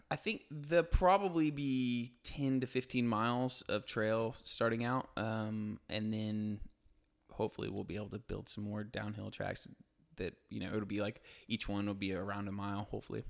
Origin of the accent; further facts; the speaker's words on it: Tulsa, Oklahoma, United States; moved away as an adult; also born or lived in Auburn; now in Chattanooga, United States; Grew up in Tulsa, Oklahoma